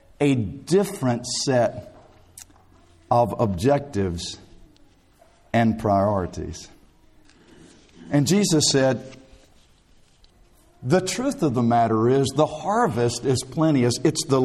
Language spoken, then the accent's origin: English; South Alabama, United States; Growing up in South Alabama, I worked in many a field